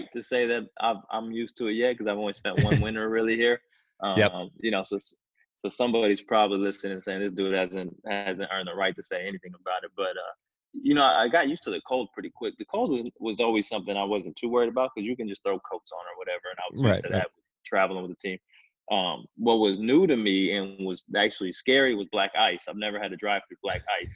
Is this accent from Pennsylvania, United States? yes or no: no; California, United States; moved away as an adult; now in Kansas, United States; I'm a California born and raised, and you know, I'm certainly Californian by almost every stretch of that imagination